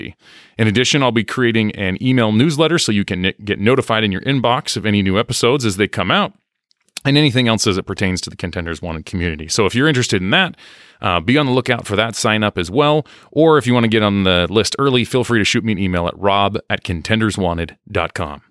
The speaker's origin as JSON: {"language": "English", "country": "United States", "accent": "American", "said": "my American accent"}